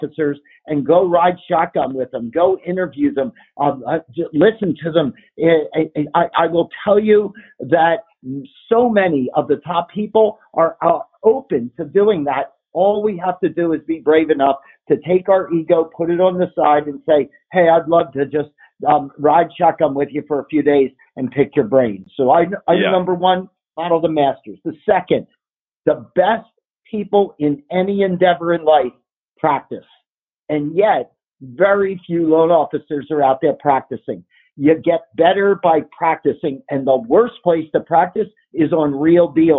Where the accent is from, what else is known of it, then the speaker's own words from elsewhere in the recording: Philadelphia, Pennsylvania, United States; moved away as an adult; also born or lived in California; On the East Coast, which is where I grew up in the Philly area.